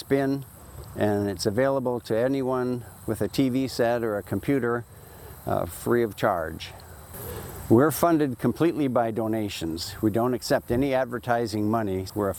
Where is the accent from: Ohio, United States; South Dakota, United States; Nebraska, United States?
South Dakota, United States; Lemmon; also born or lived in Pierce, South Dakota; I'm a doctor from Pierce, South Dakota, and I grew up in Lemon, South Dakota.